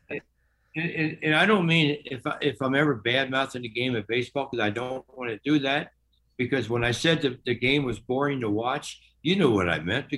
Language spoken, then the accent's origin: English; Cincinnati, Ohio, United States; I'm from Cincinnati. I was born 3 miles from where the Reds play at Great American Ballpark